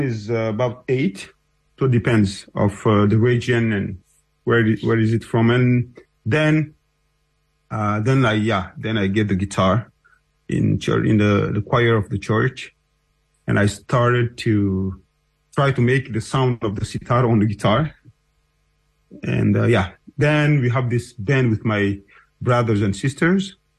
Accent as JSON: {"language": "English", "town": "N'Djamena", "country": "Chad", "tie": "born or raised there", "also_born_or_lived": "south of Chad", "said": "I was born in Chad. Bidea, this is a little village of Sara tribe in the south of Chad. And I grew up in N'Djamena, the capital."}